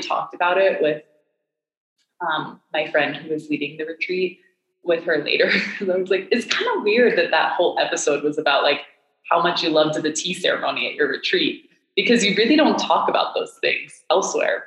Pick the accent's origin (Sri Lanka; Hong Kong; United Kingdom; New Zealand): Hong Kong; also born or lived in Miami; now in Boulder, United States; I grew up in Hong Kong, and I um, I moved there when I was five